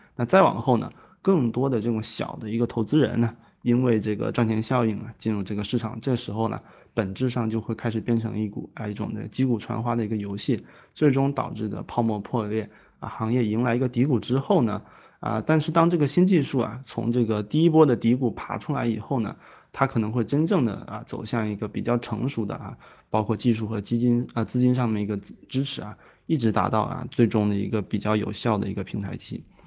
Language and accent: Chinese; China; 我们中国